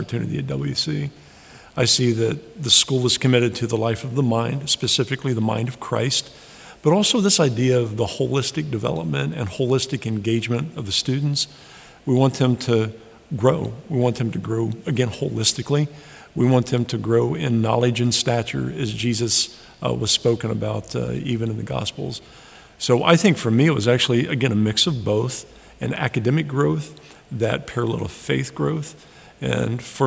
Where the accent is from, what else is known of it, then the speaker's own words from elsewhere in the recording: Sidney, Ohio, United States; moved away as an adult; now in Cleveland, Tennessee, United States; I loved growing up in Sydney.